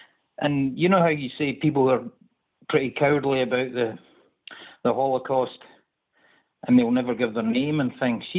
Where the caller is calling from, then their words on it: Stirling, Scotland, United Kingdom; I'm in Scotland.